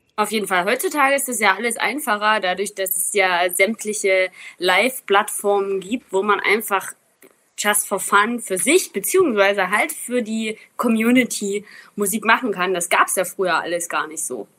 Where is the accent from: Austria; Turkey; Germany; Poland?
Germany; Zittau Mountains, Saxony; Ich bin ja aus dem Zittauer Gebirge